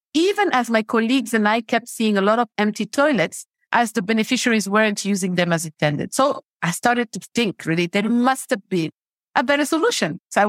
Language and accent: English; Mali; also born or lived in over 20 countries; But, you know, I'm originally from Mali. I grew up in over 20 countries around the world, and I do consider myself a global citizen.